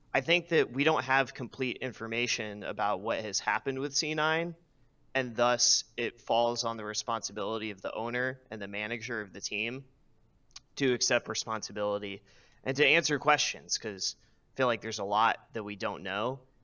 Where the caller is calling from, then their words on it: California, United States; I'm calling from the Bay Area.